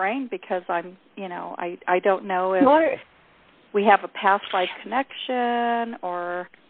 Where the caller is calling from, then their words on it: Arizona, United States; Hi, I'm in Arizona.